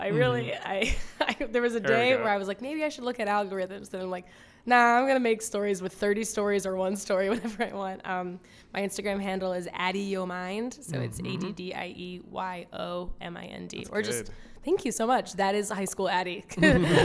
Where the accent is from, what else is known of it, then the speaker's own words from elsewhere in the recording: Philadelphia, Pennsylvania, United States; I'm from Philadelphia